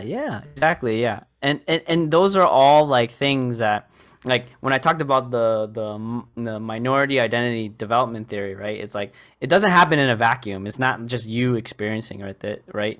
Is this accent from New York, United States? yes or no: no; Boston, Massachusetts, United States; most of my life I was born and raised in Boston. I still live in near the area. I'm just south of it.